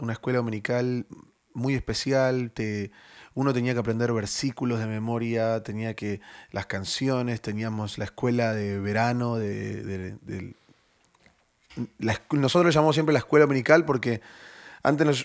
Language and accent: Spanish; Buenos Aires, Argentina; Pero yo oh. originalmente soy de Buenos Aires.